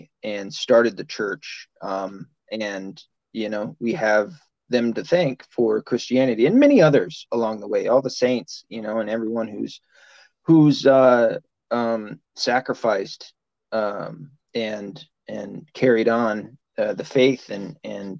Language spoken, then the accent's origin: English; the South, United States; I was raised in the South